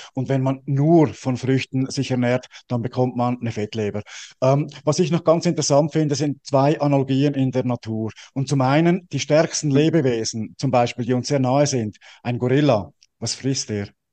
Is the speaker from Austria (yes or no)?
no; Switzerland; ich bin ja als Schweizer